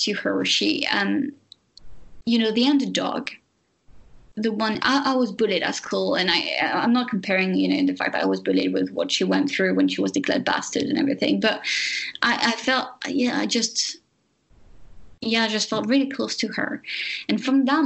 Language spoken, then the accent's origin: English; France; English is a second language; moved away; I'm French.